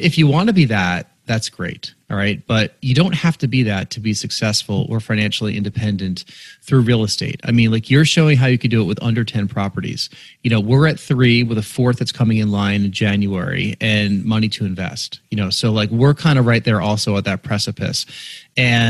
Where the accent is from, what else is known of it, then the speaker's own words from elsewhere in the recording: New York, United States; I grew up in New York and went to a prep school in Westchester County.